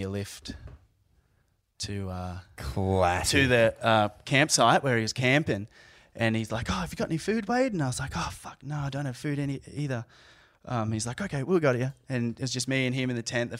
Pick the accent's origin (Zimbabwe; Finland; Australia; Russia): Australia; Caloundra, Queensland; I'm from Caloundra.